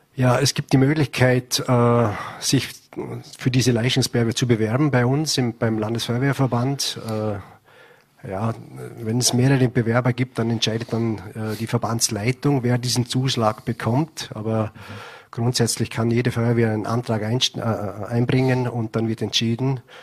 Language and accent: German; Vorarlberg, Austria; bei uns in Vorarlberg